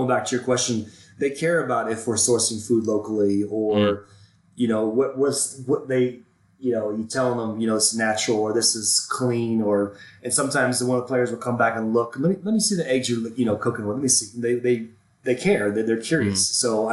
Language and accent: English; Florida, United States; now in Denver, United States; I grew up in Florida